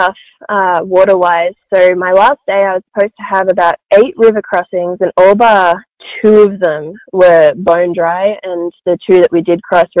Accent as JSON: {"language": "English", "country": "Australia", "said": "As an Australian"}